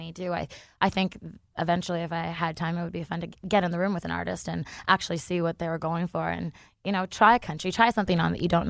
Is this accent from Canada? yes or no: yes; Canada; moved away as an adult; also born or lived in Vancouver, Canada; now in Los Angeles, United States; growing up in Canada where you have those four seasons